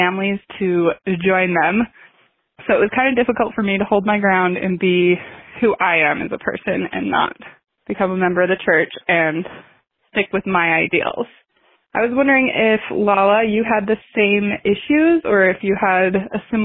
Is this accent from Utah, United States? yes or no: yes; St. George, Utah, United States; now in Salt Lake City, United States; I grew up in Utah pretty much most of my life, actually St. George, Utah, where I graduated high school